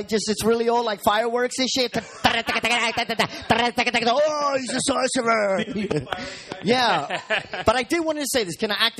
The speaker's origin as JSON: {"language": "English", "town": "New York City", "region": "New York", "country": "United States", "said": "we're from Jamaica, Queens, 169 stop."}